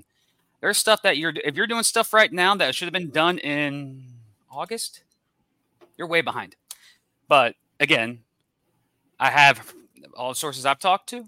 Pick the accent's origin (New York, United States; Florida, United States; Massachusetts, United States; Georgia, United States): Florida, United States; Jacksonville; Jacksonville, my hometown team